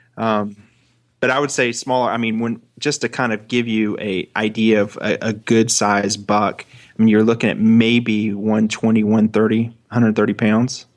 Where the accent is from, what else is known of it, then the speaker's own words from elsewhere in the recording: Florida, United States; I'm a boy from Florida